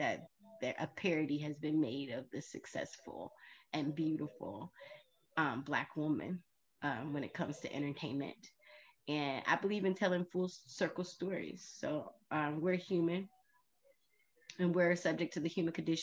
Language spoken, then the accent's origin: English; the South, United States; being from the South